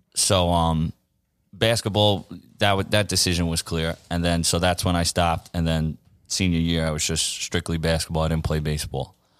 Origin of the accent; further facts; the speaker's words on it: New York City, New York, United States; I grew up right here in, uh, Glendale, Queens, my whole life.